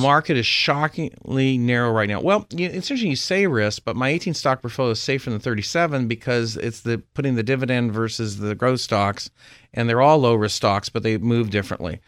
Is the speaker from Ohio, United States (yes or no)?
no; Berkeley, California, United States; also born or lived in Nevada; now in Palm Beach, United States; I'm originally from Berkeley